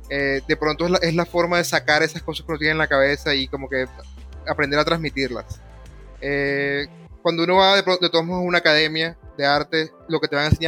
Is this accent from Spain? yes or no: no; Caribbean coast, Colombia; accent: costeño; pero el mío es de, la costa, yo sueno más un poco a veces como cubano, que de pronto una persona de Bogotá que suena más como peruano